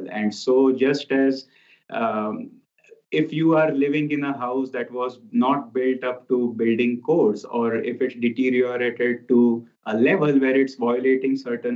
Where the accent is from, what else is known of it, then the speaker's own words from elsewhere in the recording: India; moved away as an adult; now in Ananda Village, United States; I come from India